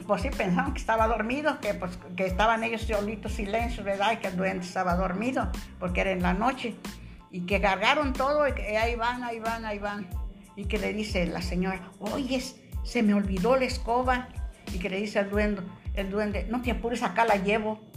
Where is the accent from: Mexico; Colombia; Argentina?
Mexico; Morelia, Michoacán; now in Colima, Mexico; de Morelia, De Michoacán